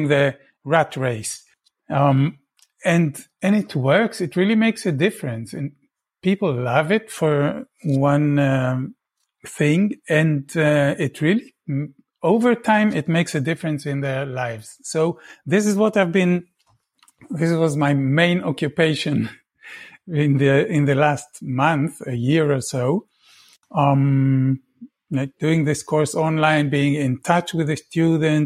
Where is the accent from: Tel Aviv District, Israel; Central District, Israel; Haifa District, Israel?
Tel Aviv District, Israel; Tel Aviv; I was born in Israel. I grew up in Tel Aviv